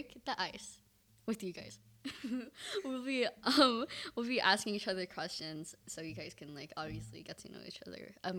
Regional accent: Vietnam; I'm Vietnamese!

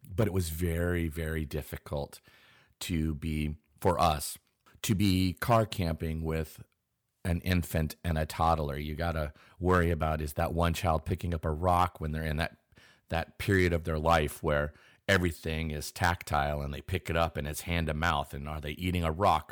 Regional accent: Pacific Northwest, United States; I am born and raised in the Pacific Northwest

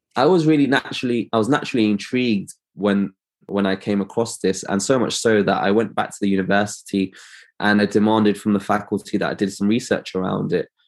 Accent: London, United Kingdom; I'm an optometrist from London.

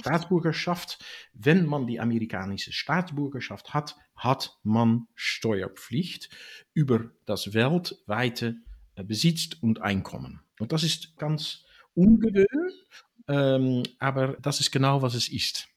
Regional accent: Netherlands; ich bin in, in Holland geboren von einem holländischen Vater und einer amerikanischen Mutter

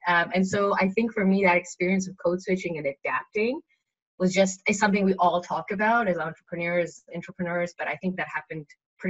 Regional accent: Johannesburg, Gauteng, South Africa; now in Canada; I was in South Africa because I grew up in Johannesburg and that's where the accent sometimes changes. But I guess now I've lived in North America for 10 years.

